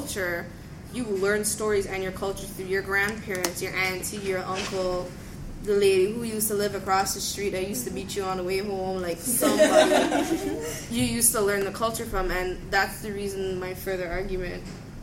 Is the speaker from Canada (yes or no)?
yes; Canada; I was born in Canada.